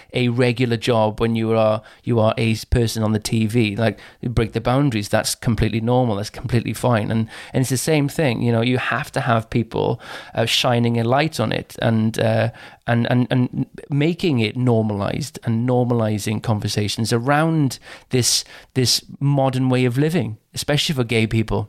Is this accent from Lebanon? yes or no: no; Caerphilly, Wales, United Kingdom; I come from Caerphilly in South Wales